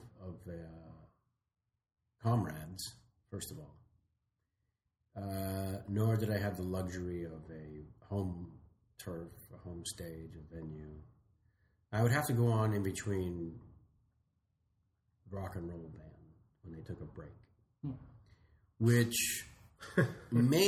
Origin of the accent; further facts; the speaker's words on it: San Jose, California, United States; moved away as an adult; also born or lived in San Francisco; very, very young family moved to the promise of the suburbs of San Jose, where I was raised